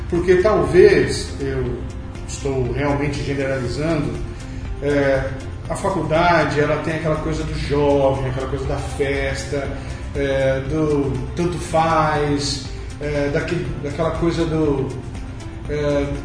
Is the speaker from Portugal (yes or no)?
no; Bauru, São Paulo, Brazil; meu primeiro trabalho foi num jornal na cidade da minha cidade, Bauru, São Paulo, onde eu nasci.